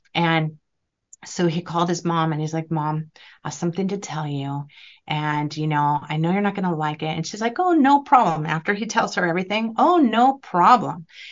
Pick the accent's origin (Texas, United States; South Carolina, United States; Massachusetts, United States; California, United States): California, United States; I'm from California